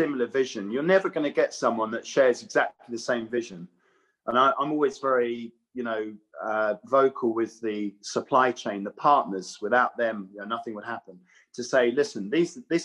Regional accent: Watford, East of England, United Kingdom; I was brought up in Watford. It's a printing town.

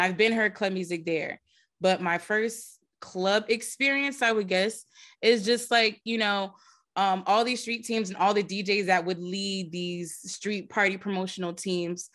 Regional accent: New Jersey, United States; growing up in Jersey was fun.

